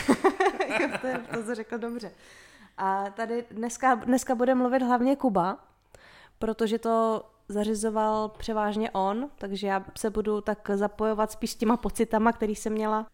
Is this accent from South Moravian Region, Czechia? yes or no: no; Vysočina Region, Czechia; moved away as an adult; now in Brno area, Czech Republic; Já jsem vyrostla na Vysočině